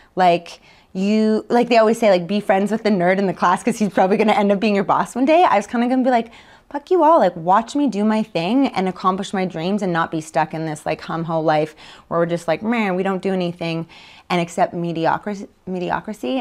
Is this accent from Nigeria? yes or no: no; Winnipeg, Manitoba, Canada; moved away as an adult; also born or lived in Calgary; born and raised in Winnipeg, Manitoba, just outside